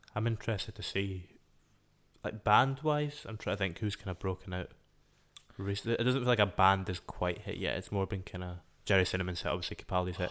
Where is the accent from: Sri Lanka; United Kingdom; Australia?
United Kingdom; Scotland